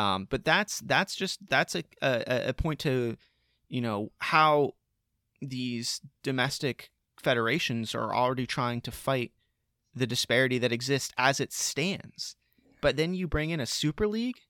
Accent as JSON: {"language": "English", "country": "United States", "said": "as American sports fans"}